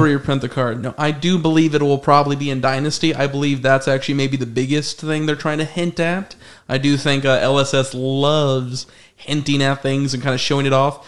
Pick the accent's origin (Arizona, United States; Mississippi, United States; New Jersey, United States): Arizona, United States; we're all from Arizona